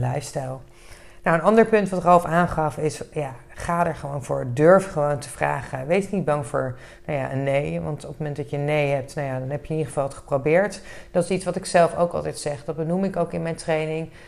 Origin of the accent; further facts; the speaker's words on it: Netherlands; we als Nederlanders